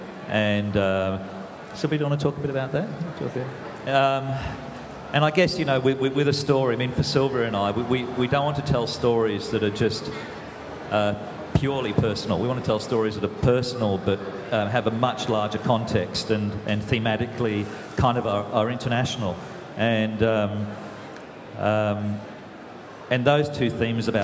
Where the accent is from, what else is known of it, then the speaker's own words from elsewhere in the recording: northeastern New South Wales, Australia; I grew up on a banana and avocado farm in northeastern New South Wales